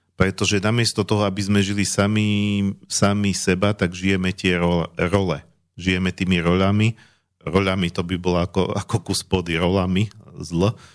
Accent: Slovakia; ja som Slovák

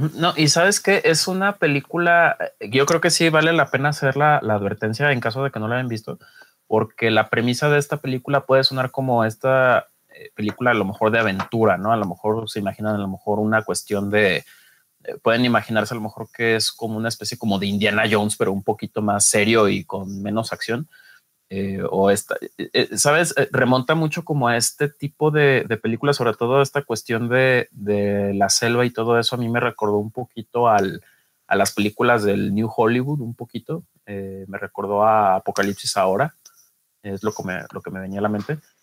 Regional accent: Guadalajara, Jalisco, Mexico; soy eh, tapatío, vivo aquí en, en Guadalajara

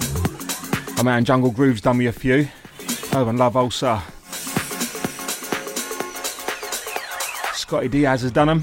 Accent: Essex, East of England, United Kingdom; Essex, my hometown, and I say hometown, my home country's people

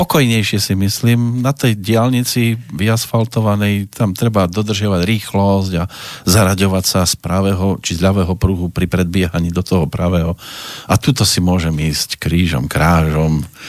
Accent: Prievidza, Trenčín Region, Slovakia; keď u nás v Prievidzi zakladali taký športový klub, sa volal Elán, tak e, som bol na prvom futbalovom tréningu

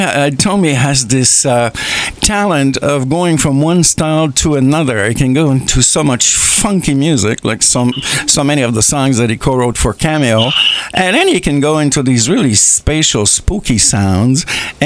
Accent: Dorval, Quebec, Canada; born there; Like, I was born in Dorval, which is a city close to the airport in Montreal.

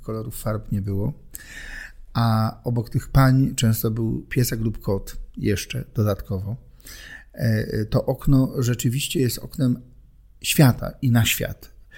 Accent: Silesian Voivodeship, Poland; Urodziłem się na Śląsku, tam żyję

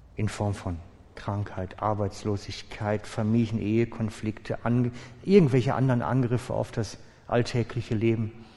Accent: Switzerland; als Schweizer Menschen

